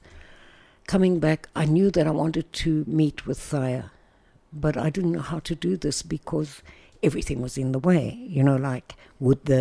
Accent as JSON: {"language": "English", "country": "South Africa", "tie": "born or raised there", "moved": "as an adult", "lives_now": "Israel", "said": "we went back to South Africa, where I come from, obviously. Can't miss my accent, although the Americans think I'm British."}